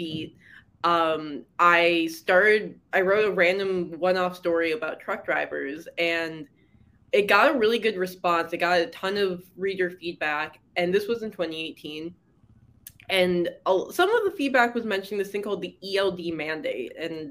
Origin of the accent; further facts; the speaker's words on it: Detroit, Michigan, United States; moved away as an adult; also born or lived in Seoul, South Korea; I'm from Michigan. I grew up in the Detroit area and lived in Michigan my whole life